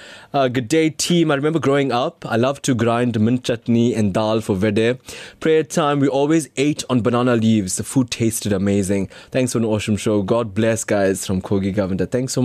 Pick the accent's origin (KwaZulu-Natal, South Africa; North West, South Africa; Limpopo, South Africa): KwaZulu-Natal, South Africa; Durban; accent: Durban; So I go there and surprise them with my Durban accent and got them wondering, how did I finish off in Durban?